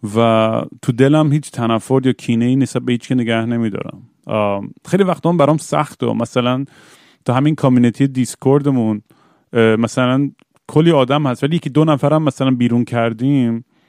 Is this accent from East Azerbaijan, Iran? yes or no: yes; Tabriz, East Azerbaijan, Iran; moved away; برگردم تبریز